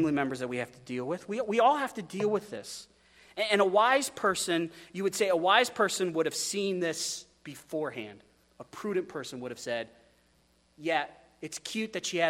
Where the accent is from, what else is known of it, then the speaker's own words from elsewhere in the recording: Wyoming, United States; now in Astoria, United States; I come from Wyoming